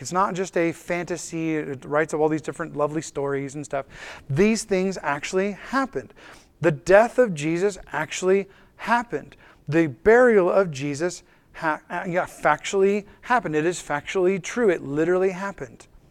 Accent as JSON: {"language": "English", "country": "United States", "said": "for us as an American culture"}